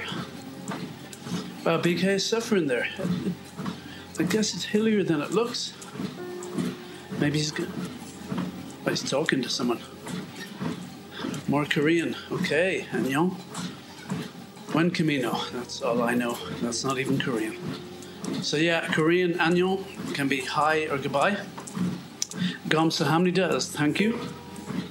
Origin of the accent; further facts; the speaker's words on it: Ireland; As an Irishman